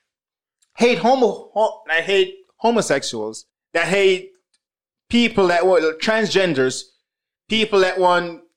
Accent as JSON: {"language": "English", "country": "Jamaica", "tie": "born or raised there", "moved": "yes", "lives_now": "Canada", "said": "growing up in Jamaica, Jamaica is a homophobic country, right? Like super religious homophobic country, right? And when I moved to Canada"}